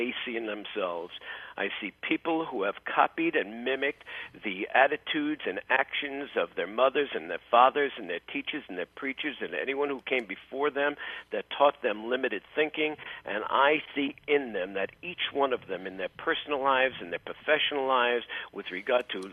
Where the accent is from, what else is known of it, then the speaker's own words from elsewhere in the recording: New York City, New York, United States; I grew up in New York City